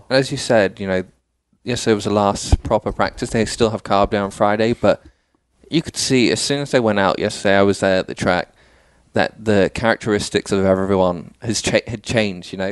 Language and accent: English; Dubai, United Arab Emirates; now in United States; so I, I, was born and raised in Dubai. Okay. Uh, went to school there. Um, went to an English school, obviously.